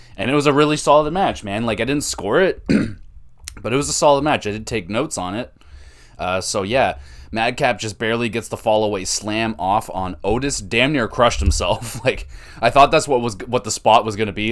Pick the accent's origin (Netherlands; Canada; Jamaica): Canada; I'm Canadian